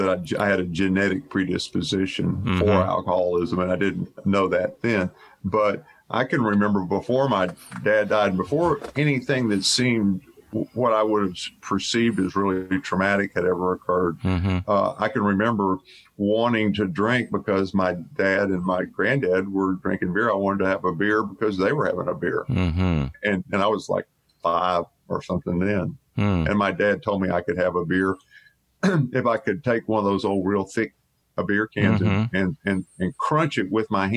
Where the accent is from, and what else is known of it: Bel Air, United States; born or raised there